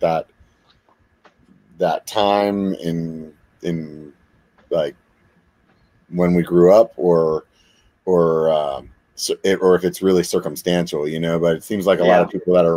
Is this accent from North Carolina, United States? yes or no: no; Pennsylvania, United States; moved away; I grew up in Pennsylvania. That's originally where I'm from